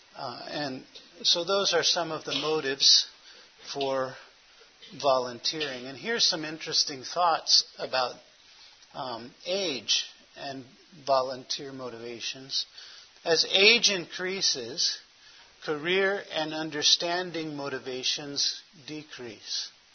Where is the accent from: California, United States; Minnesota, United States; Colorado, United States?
California, United States; Los Angeles; now in Phoenix, United States; I was born in Hollywood, California.